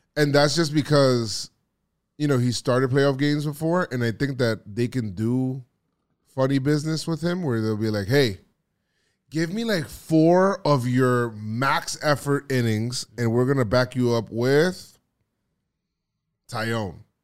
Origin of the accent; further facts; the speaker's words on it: New York, United States; I'm from New York